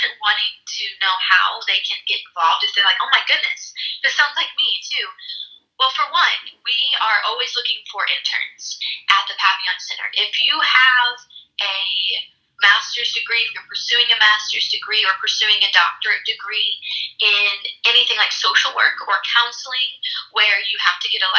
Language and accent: English; East St. Louis, Illinois, United States; For example, my background, like I talked about, I came from East St. Louis. I was adopted from East St. Louis